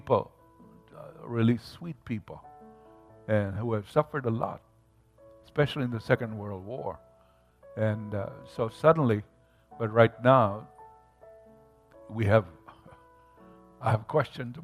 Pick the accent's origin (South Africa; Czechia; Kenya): Kenya; Mombasa, Mombasa County; where I grew up in Mombasa, Kenya